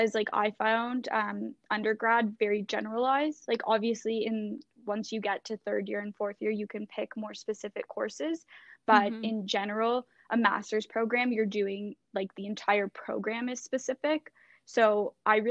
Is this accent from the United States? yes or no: no; Thornhill, Ontario, Canada; I'm from Thornhill. I probably live right around the corner from you